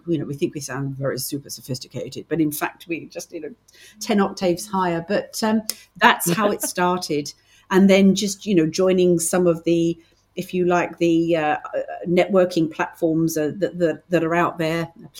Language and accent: English; United Kingdom; accent: British; I'm very, very British.